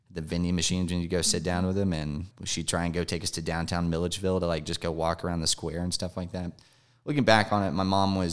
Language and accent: English; Marietta, Georgia, United States; I'm a Georgia native. I grew up over in Marietta. Uh, if you're familiar with Cobb County or East